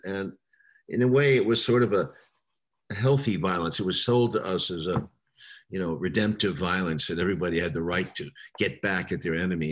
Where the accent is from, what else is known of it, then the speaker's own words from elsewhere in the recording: New York City, New York, United States; I was born in New York City uh, in September of 46